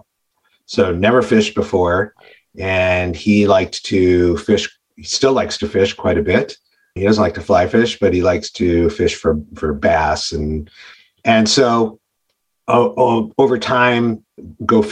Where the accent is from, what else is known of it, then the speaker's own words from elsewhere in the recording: Detroit, Michigan, United States; moved away as an adult; also born or lived in Ann Arbor, Michigan / Chicago, Illinois; now in Minneapolis, United States; I'm actually originally from Detroit and went to University of Michigan in Ann Arbor and met my wife in Chicago.